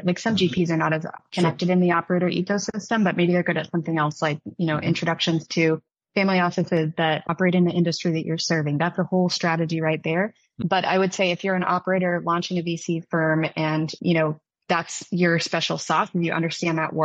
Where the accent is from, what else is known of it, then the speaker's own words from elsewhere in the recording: Midwest, United States; moved away as an adult; now in Bay Area, United States; I grew up in the Midwest